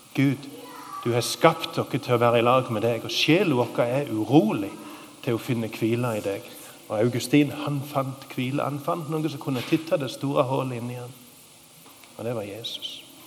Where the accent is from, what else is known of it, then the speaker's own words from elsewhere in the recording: Sokndal, Rogaland, Norway; i Sokndal, der jeg kommer ifra